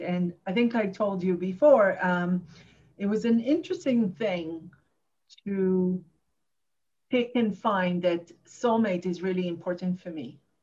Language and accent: English; Jerusalem, Jerusalem District, Israel; English is a second language; moved away as an adult; also born or lived in Tel Aviv; now in New York, United States; I grew up in Jerusalem